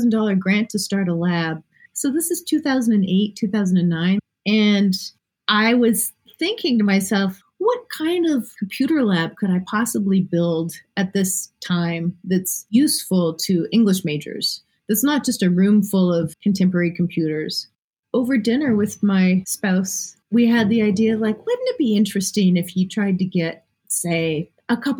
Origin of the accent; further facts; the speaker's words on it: Canada; being Canadian